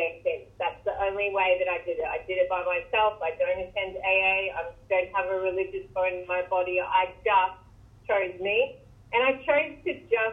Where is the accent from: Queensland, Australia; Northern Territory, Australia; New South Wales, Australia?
Queensland, Australia; now in Ocean Grove, Australia; I'm from Queensland